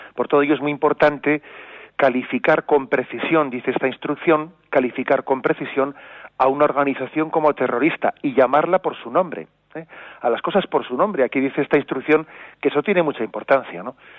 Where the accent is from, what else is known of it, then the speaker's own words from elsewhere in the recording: Basque Country, Spain; now in Palencia, Spain; yo sea nacido en el País Vasco